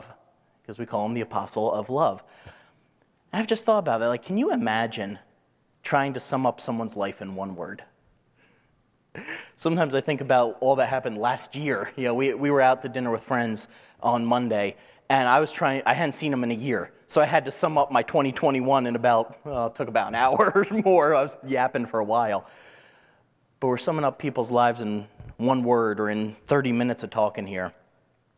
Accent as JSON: {"language": "English", "region": "New Jersey", "country": "United States", "tie": "born or raised there", "said": "growing up in New Jersey"}